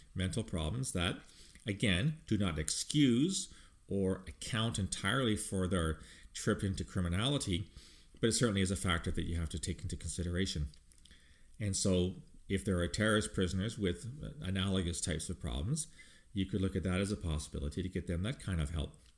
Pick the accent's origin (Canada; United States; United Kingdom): Canada; speaking as a Canadian